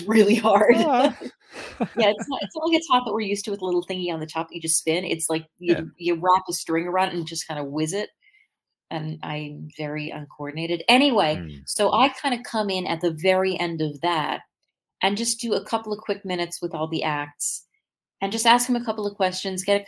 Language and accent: English; Minneapolis, Minnesota, United States; I'm from Minneapolis